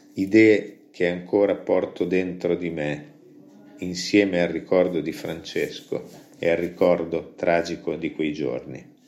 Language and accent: Italian; Gambettola, Emilia-Romagna, Italy; alla cooperativa del popolo del mio paese